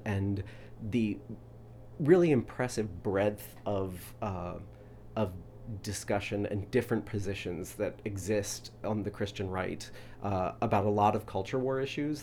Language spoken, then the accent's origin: English; Louisville, Kentucky, United States; moved away; where I'm from is Louisville, Kentucky.